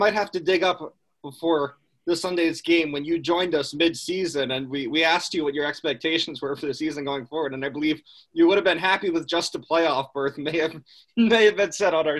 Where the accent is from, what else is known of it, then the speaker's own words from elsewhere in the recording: New England, United States; now in Geneva; I grew up in New England.